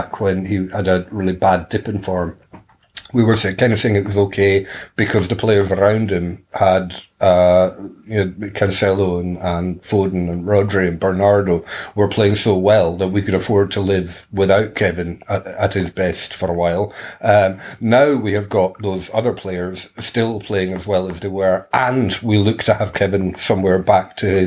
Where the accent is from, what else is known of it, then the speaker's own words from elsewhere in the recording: Perth, Scotland, United Kingdom; moved away; I was back in my hometown over Christmas in Perth in Scotland